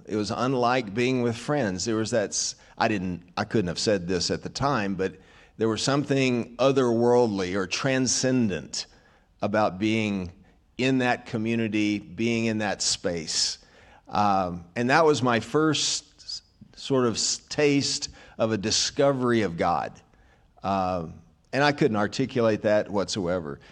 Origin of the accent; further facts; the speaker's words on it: Arkansas, United States; I was raised in Arkansas, so that's another reason I'm simple-minded